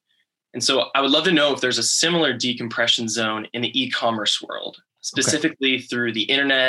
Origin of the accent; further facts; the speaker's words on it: Allen, Texas, United States; And I'm from Allen, Texas.